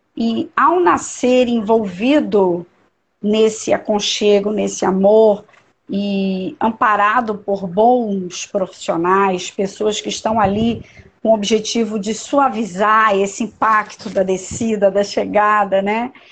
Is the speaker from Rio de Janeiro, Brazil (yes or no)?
yes; Niterói, Rio de Janeiro, Brazil; now in Brasília, Brazil; eu sou de Niterói, do estado do Rio, mas moro em Brasília há muitos anos.